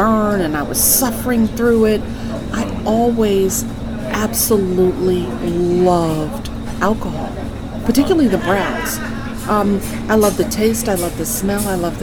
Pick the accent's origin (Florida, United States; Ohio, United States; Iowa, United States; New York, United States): New York, United States; I am a New Yorker, born and raised in New York